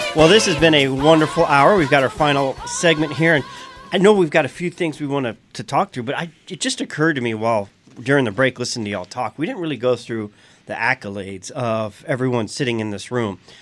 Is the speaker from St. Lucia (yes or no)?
no; South Louisiana, United States; I'm from South Louisiana